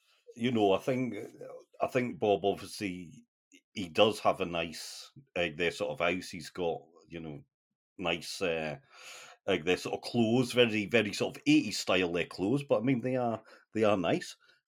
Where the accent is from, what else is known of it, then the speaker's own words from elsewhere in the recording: North East England, United Kingdom; my sort of accent maybe doesn't really show it, but my roots are the northeast of England, and I mean, you know, working class sort of life was, doors were open.